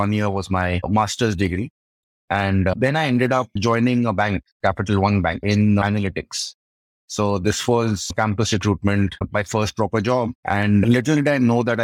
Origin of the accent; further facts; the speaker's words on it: Delhi, India; I grew up in Delhi.